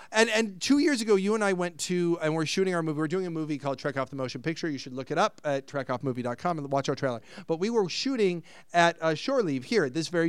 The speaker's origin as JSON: {"language": "English", "country": "Ireland", "said": "Side note, myself being Irish, last night I opened a bottle of Jameson's"}